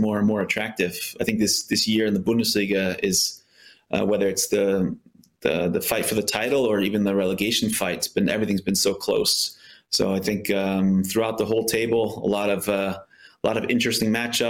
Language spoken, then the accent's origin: English; United States; moved away as an adult; I grew up in the States playing soccer